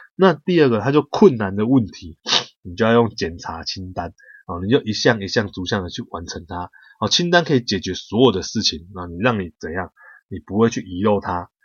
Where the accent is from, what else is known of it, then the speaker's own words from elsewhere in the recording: Taiwan; 我们台湾人